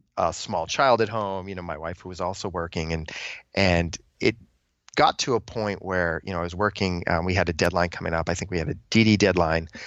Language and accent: English; New England, United States; moved away as an adult; I grew up in New England. I'd lived there pretty much all my life.